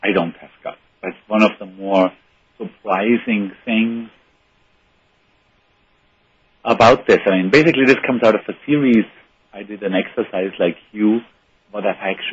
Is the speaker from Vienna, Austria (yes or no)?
no; Bregenz, Vorarlberg, Austria; I went to a very terrible engineering school in my hometown in Bregenz